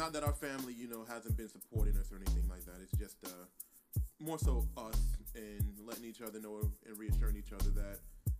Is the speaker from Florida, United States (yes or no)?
yes; Ocala, Florida, United States; also born or lived in Washington, D.C.; my parents had me in D.C. I was born in D.C. We lived in the projects in D.C. Yeah. Even though I grew up in the country in Ocala.